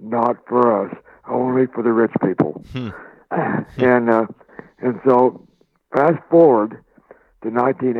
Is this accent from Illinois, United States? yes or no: no; Oklahoma, United States; I was born and raised in Oklahoma